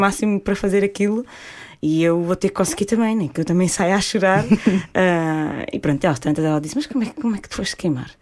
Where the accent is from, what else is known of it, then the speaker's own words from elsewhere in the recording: Portugal; nós, portugueses